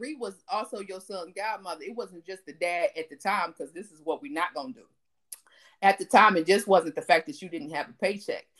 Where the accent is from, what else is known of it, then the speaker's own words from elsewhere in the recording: Elkhart, Indiana, United States; We grew up in Elkhart.